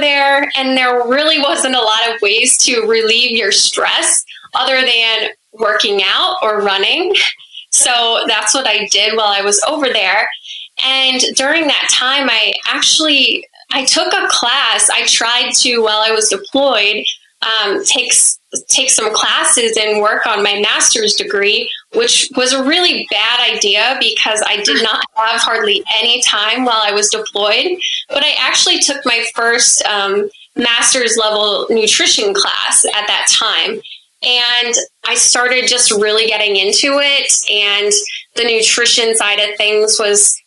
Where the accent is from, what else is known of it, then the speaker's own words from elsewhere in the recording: Monona, Iowa, United States; moved away as an adult; also born or lived in Germany; now in New Jersey, United States; I grew up in a very small town of like 1500 people in Monona. It's in the northeast part of Iowa